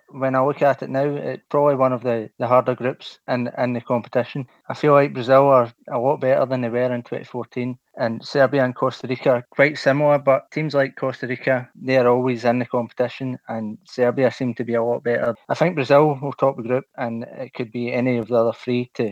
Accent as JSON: {"language": "English", "region": "Scotland", "country": "United Kingdom", "said": "I'm from Scotland."}